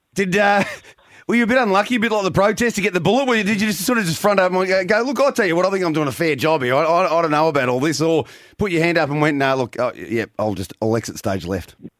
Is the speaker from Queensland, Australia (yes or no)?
no; Geelong, Victoria, Australia; I was born and raised in Geelong